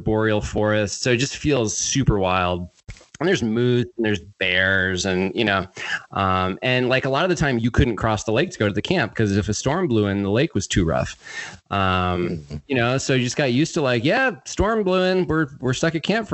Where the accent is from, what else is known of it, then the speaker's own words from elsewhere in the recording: central Maine, United States; where I grew up in Maine, it's sort of central Maine